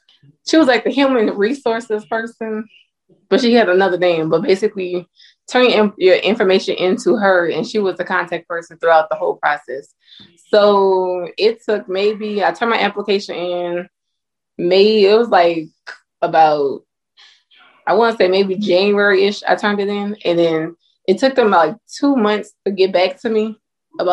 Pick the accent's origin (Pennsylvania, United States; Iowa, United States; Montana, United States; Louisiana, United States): Louisiana, United States; now in Georgia, United States; Yes, I'm from